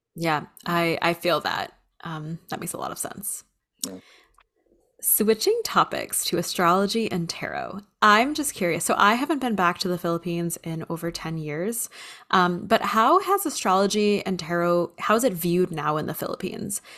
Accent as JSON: {"language": "English", "country": "United States", "tie": "born or raised there", "said": "So I grew up. I'm I'm in the United States. So as a Filipino American"}